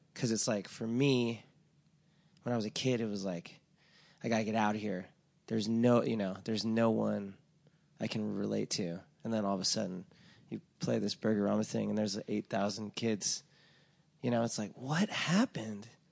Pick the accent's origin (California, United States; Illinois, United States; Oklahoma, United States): California, United States; Laguna Beach; moved away; I'm from Laguna Beach, which is, like, a very affluent town